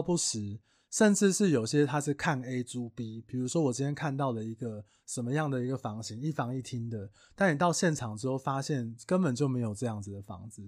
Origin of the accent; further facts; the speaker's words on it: Taiwan; 我们台湾人